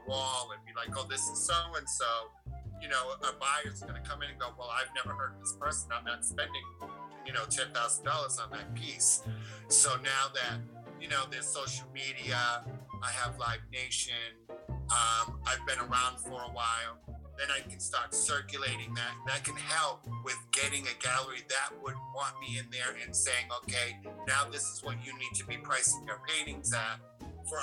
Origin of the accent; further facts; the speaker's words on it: Taunton, Massachusetts, United States; moved away as an adult; also born or lived in Boston; now in Maine, United States; I'm originally from Taunton, Mass, which is south of Boston